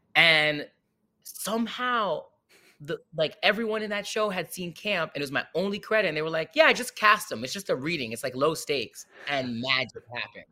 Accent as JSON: {"language": "English", "area": "Fairfield County", "region": "Connecticut", "country": "United States", "tie": "born or raised there", "said": "I was born and raised in Fairfield County, which is a pretty bougie county"}